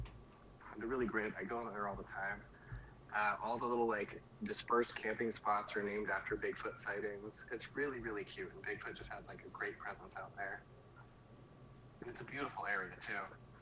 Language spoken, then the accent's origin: English; Ohio, United States; I'm from Ohio.